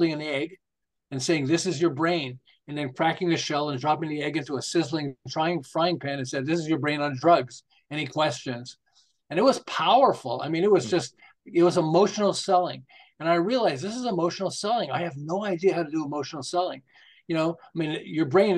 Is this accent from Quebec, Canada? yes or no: yes; Montreal, Quebec, Canada; moved away as an adult; also born or lived in Los Angeles; now in Southern California, United States; I'm originally from Montreal